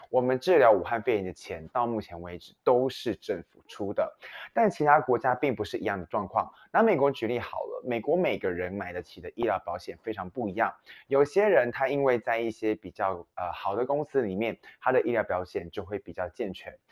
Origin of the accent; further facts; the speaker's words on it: Taiwan; 身为台湾人